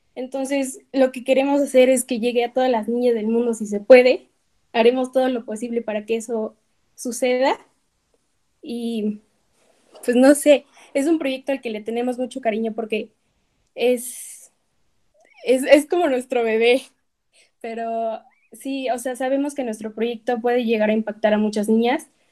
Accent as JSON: {"language": "Spanish", "region": "Puebla", "country": "Mexico", "said": "el ir creciendo en México, en Puebla"}